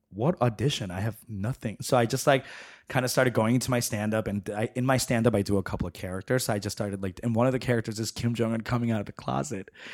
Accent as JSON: {"language": "English", "region": "New York", "country": "United States", "tie": "born or raised there", "also_born_or_lived": "San Francisco / Chicago", "moved": "yes", "said": "growing up in New York and living in San Francisco"}